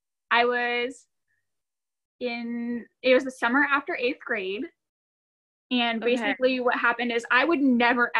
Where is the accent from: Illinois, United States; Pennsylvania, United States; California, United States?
California, United States; Cameron Park; I'm from Cameron Park, which is in Northern California, outside of Sacramento